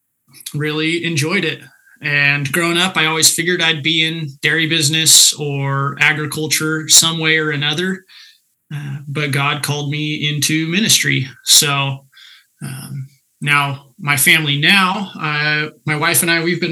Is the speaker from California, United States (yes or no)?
yes; Central Valley, California, United States; moved away as an adult; also born or lived in Michigan; now in Iowa, United States; I grew up in the agricultural heart of California in the Central Valley, sort of between Hanford and Visalia